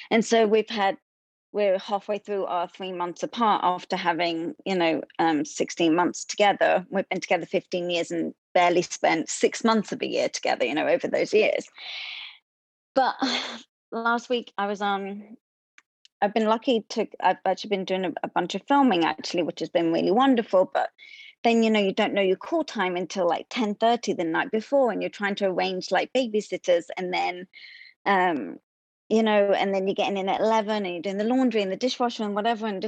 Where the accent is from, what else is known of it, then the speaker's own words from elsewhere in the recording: London, United Kingdom; now in United States; I was a Broadway performer, and I came from London in 2008, and then I was in um, Broadway shows